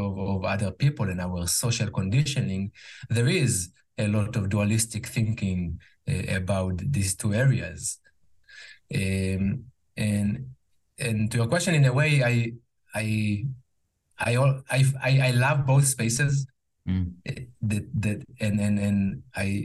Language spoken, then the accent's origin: English; Jerusalem, Jerusalem District, Israel; English is a second language; moved away as an adult; now in United States; I grew up in Israel, in Jerusalem, Israel. I now live in the US, where I also work in English